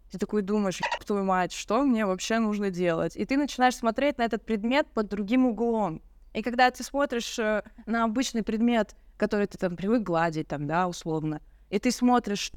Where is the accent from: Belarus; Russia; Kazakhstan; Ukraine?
Russia; Yekaterinburg, Sverdlovsk Oblast; из Екатеринбурга, и у нас есть памятник клавиатуре.